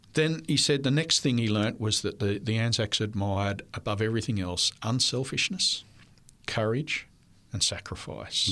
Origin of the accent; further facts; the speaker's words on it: Cooranbong, New South Wales, Australia; first language French; English is a second language; also born or lived in Armidale, New South Wales / Ipswich, Queensland; we moved to Avondale in Curranbong in nineteen sixty-six, and that was the rest of my school life, and then through college until I graduated